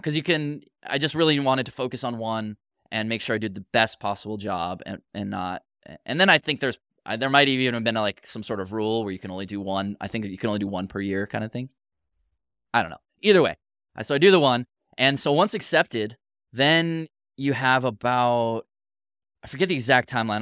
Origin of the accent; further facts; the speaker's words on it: United States; I'm too American